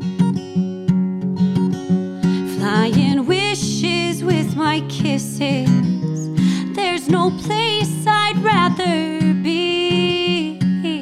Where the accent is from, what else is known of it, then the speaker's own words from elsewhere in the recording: Ortonville, Michigan, United States; I grew up out in Ortonville